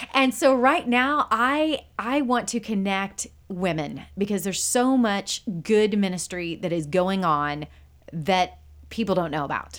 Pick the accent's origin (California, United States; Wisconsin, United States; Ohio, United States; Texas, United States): Texas, United States; Conroe; also born or lived in Waco, Texas / Wheaton, Illinois / Branson, Missouri; I was born and raised in, in this area